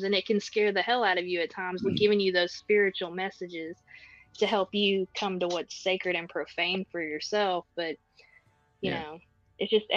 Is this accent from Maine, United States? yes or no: no; Texas, United States; I was born and raised in Texas.